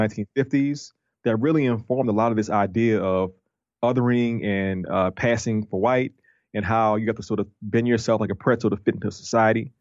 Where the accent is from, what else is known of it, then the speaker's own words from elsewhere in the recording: New Orleans, Louisiana, United States; I'm from New Orleans, and New Orleans is a tourist city.